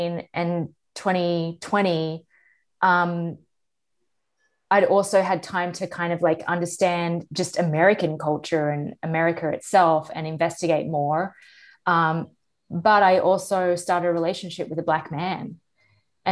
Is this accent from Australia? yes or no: yes; Australia; I am Australian